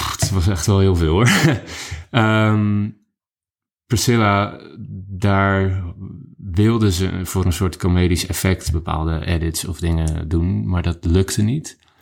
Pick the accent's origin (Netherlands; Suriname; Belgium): Netherlands; als Nederlander